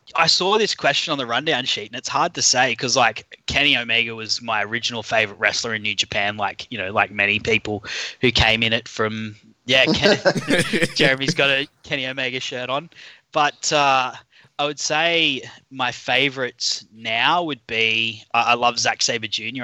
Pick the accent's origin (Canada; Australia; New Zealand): Australia; accent: Australian; by my accent, I'm I'm an Aussie